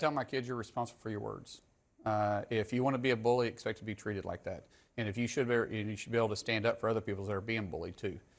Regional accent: Oklahoma, United States; I'm a guy from Oklahoma first

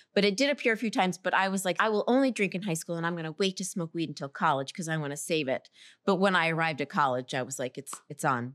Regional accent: Central Florida, United States; I grew up in Central Florida

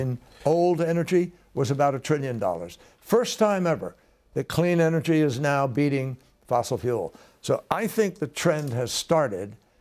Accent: Massachusetts, United States; we have one in Massachusetts, my home state

